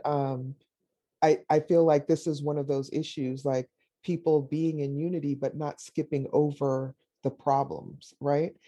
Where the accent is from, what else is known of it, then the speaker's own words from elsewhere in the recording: Jamaica; moved away; also born or lived in Davis, California; I'm Jamaican. I was born in Jamaica.